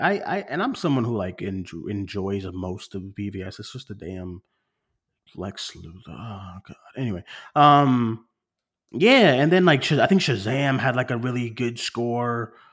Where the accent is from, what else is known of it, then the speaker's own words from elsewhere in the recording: Boston, Massachusetts, United States; moved away; I'm far from Boston now, far from home